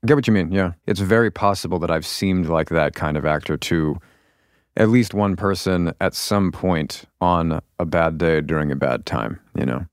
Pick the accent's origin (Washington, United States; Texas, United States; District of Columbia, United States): Washington, United States; outside of Seattle; also born or lived in Baltimore, Maryland / Virginia; I lived in Virginia until I was about, what, seven or eight? I guess probably eight, and then Seattle.